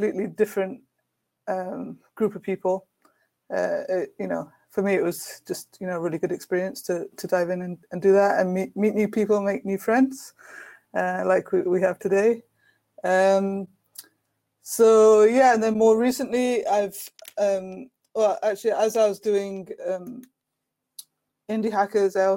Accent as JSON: {"language": "English", "town": "Brighton", "region": "South East England", "country": "United Kingdom", "tie": "born or raised there", "said": "in Brighton in the UK, in my hometown"}